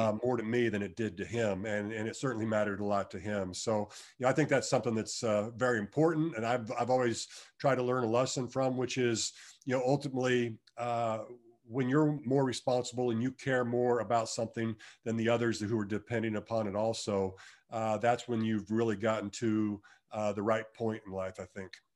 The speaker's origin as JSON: {"language": "English", "town": "Wichita", "region": "Kansas", "country": "United States", "said": "I'm from Wichita, ho, home state, uh, hometown boy"}